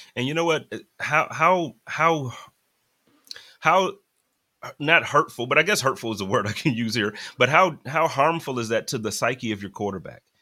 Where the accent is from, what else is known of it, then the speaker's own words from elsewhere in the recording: Buffalo, New York, United States; moved away as an adult; now in Phoenix, United States; born and raised in Buffalo, moved out here about three years ago.